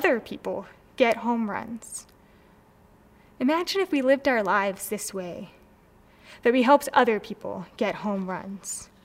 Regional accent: Maryland, United States; I'm from Maryland, so I grew up going to baseball games

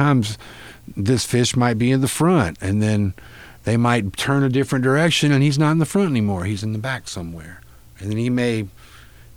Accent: North Carolina, United States; I grew up in North Carolina

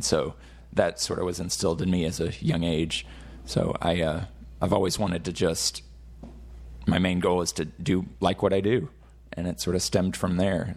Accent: Fort Worth, Texas, United States; I'm actually from Fort Worth

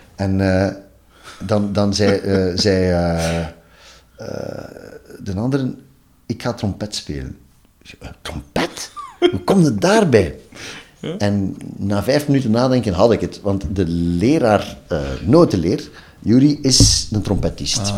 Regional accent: Ghent, Flanders, Belgium; also born or lived in Maarke-Kerkem, near Oudenaarde; ik ben geboren in Gent en ik heb het grootste deel van mijn leven gewoond.

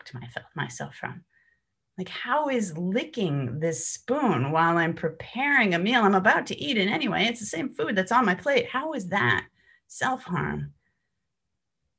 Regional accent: New York, United States; I come from New York

